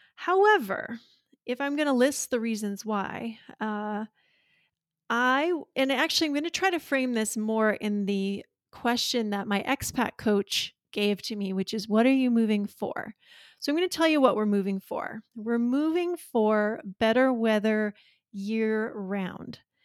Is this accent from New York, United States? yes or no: no; near Glacier National Park, northern Montana, United States; also born or lived in Washington, D.C. / California / Colorado / Livingston, Montana; I grew up on a cattle ranch near here, and so uh, I live in my hometown now